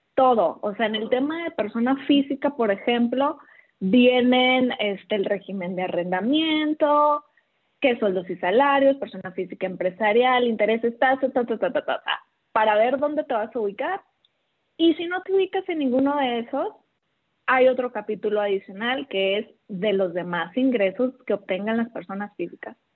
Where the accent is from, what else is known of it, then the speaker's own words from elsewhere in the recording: Los Mochis, Sinaloa, Mexico; moved away as an adult; now in Guadalajara, Mexico; yo de Mochis